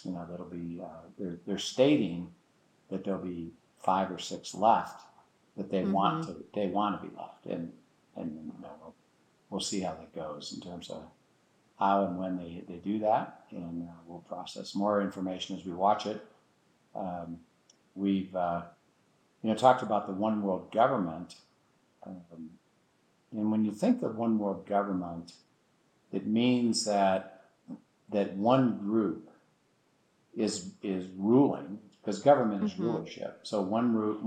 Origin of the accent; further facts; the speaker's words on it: United States; I'm an American